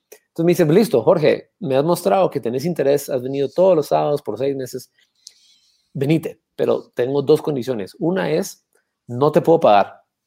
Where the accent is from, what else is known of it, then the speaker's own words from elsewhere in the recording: Antigua Guatemala, Sacatepéquez, Guatemala; Antigua Guatemala, donde yo nací, y crecí